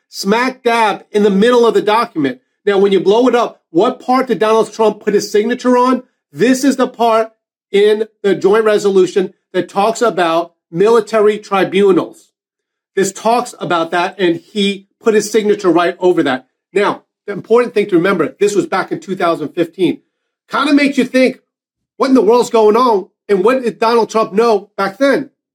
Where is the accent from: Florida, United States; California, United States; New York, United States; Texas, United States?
New York, United States; Long Island; I grew up on Long Island, New York